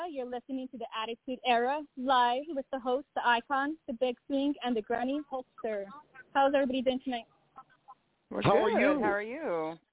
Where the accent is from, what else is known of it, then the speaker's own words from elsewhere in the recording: Chama, New Mexico, United States; now in San Antonio, United States; I moved all the way from Chama, New Mexico, to San Antonio, Texas.